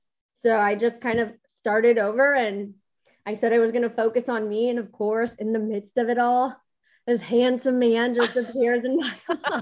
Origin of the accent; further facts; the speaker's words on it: San Diego, California, United States; born there; now in Austin, United States; Yeah. So I was born in San Diego. I'm a military brat.